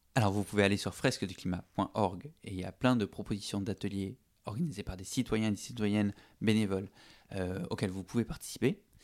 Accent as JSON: {"language": "French", "town": "Toulouse", "region": "Occitania", "country": "France", "said": "je suis de Toulouse"}